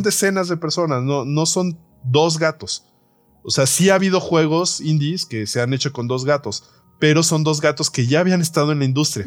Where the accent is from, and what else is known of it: Mexico